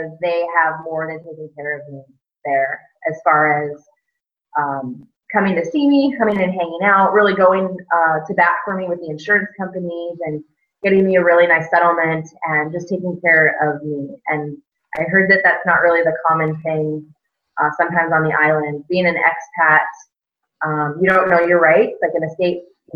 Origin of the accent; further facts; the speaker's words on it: Southern California, United States; moved away as an adult; also born or lived in Seattle; I grew up in Southern California